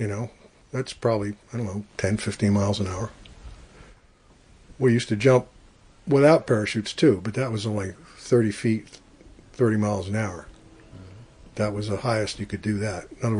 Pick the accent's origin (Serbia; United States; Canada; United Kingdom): United States; Branchville, New Jersey; now in Pennsylvania, United States; Sussex County, about 20 miles south of Port Jervis.